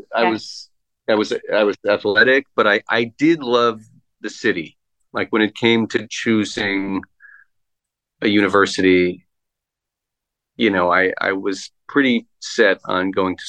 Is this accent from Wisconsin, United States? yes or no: no; Plainview, New York, United States; I grew up on Long Island in a town called Plainview, which is kind of the easternmost part of Nassau County, before you get to Suffolk County.